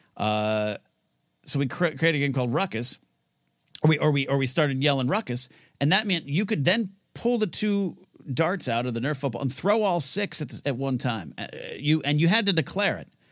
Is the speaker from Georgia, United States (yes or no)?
no; Pismo Beach, California, United States; moved away as an adult; now in Los Angeles, United States; I was raised in Pismo Beach